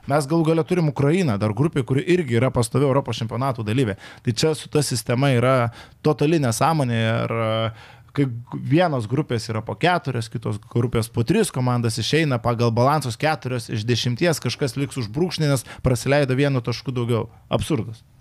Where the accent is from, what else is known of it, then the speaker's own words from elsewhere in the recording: Kaunas, Kaunas County, Lithuania; O man kaip kauniečiai